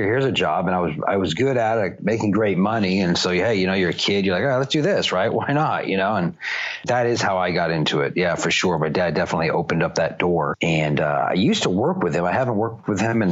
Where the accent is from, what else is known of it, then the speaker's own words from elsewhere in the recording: California, United States; I'm from California